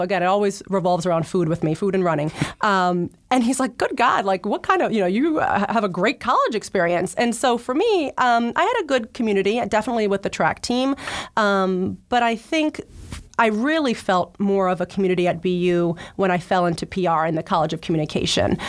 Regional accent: New Jersey, United States; moved away as an adult; also born or lived in New York; now in Boston, United States; I grew up in New Jersey, was much closer to Philly

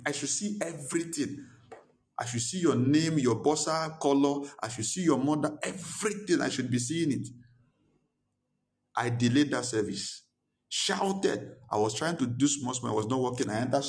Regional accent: Nigeria; Since I came from Nigeria, nothing is working.

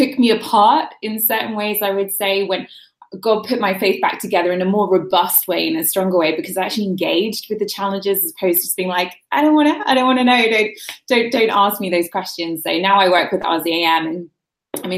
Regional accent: London, United Kingdom; moved away as an adult; now in United States; where I grew up in London was so secular

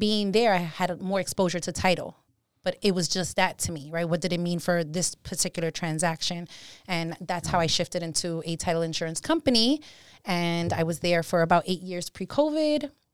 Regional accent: New York City, New York, United States; moved away as an adult; now in Hudson Valley, United States; Born and raised in the Bronx.

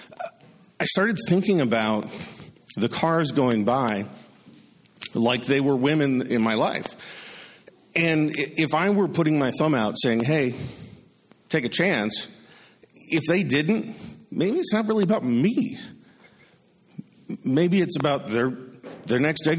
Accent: Wisconsin, United States; I'm from Wisconsin

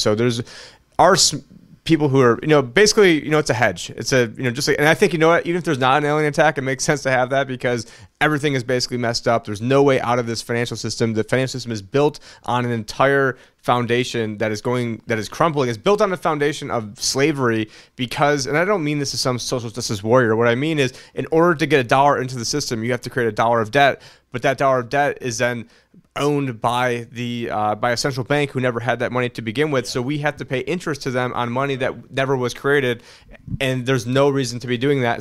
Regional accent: United States; as an American

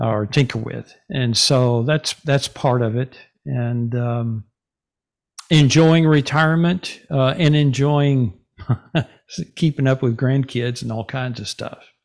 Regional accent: Denison, Texas, United States; moved away as an adult; also born or lived in Garland, Texas / Wylie, Texas / Rockwall, Texas; now in Sachse, United States; I grew up in Denison

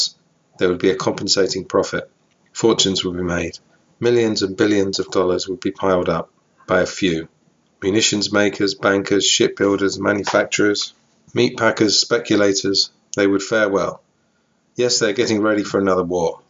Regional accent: England, United Kingdom; I'm from England

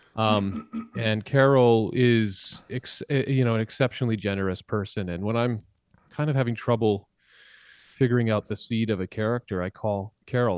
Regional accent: Saskatchewan, Canada; I grew up in a, in a very small town in Saskatchewan where, um, in Saskatchewan, Canada

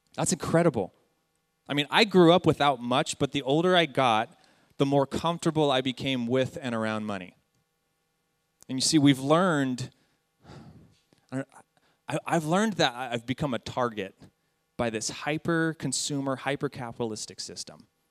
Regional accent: San Jacinto, California, United States; I'm an American. I've lived in Southern California my entire life. I grew up in a ghetto town in the IE, San Jacinto, right next to Hemet.

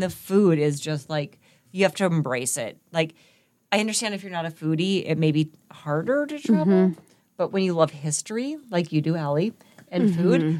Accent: Alaska, United States; now in Wisconsin, United States; Born and raised in Alaska

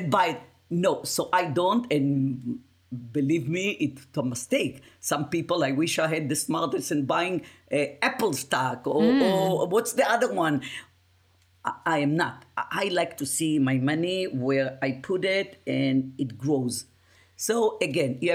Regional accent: Israel; English is a second language; moved away as an adult; also born or lived in Yugoslavia; now in United States; born in Yugoslavia, raised in Israel, live in United States of America

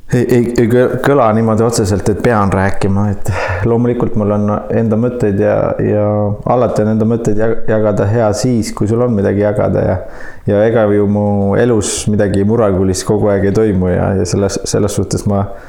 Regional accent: Saare County, Estonia; tõepoolest ma olen Saaremaalt pärit ja, ja selles mõttes oli väga tore ja õnnelik lapsepõlv

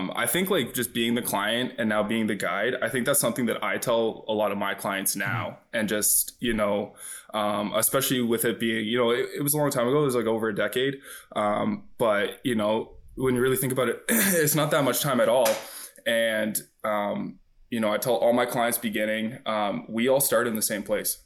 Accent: Georgetown, Ontario, Canada; I grew up in Georgetown.

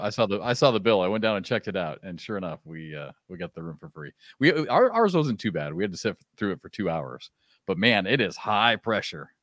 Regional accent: Iowa, United States; moved away as an adult; also born or lived in Kansas; I grew up in Iowa

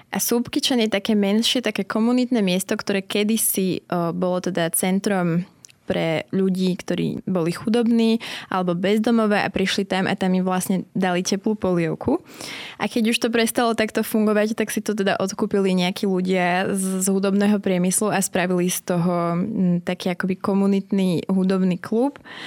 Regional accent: Slovakia; accent: Slavic; moved away as an adult; also born or lived in Manchester, United Kingdom

